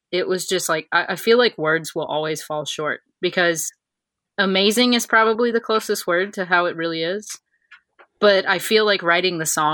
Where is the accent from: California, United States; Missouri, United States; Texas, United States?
Texas, United States; moved away; also born or lived in Slapout, Alabama; I grew up in Texas. I'm a native Texan